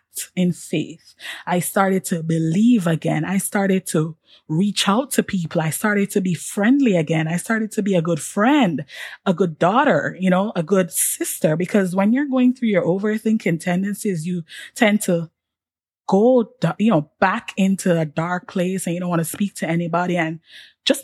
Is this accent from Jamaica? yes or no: yes; Jamaica; moved away as an adult; also born or lived in Washington, D.C., United States; being a Jamaican, on top of all of that, being an international student